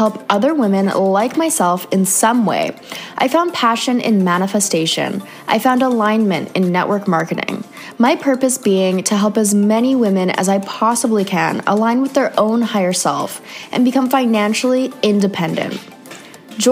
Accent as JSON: {"language": "English", "country": "Canada", "moved": "yes", "said": "another Canadian girl"}